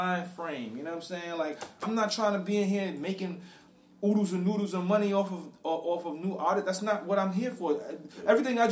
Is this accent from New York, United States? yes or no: yes; New York City, New York, United States; also born or lived in Harlem, New York; I'm from the Bronx, but I was born in Harlem.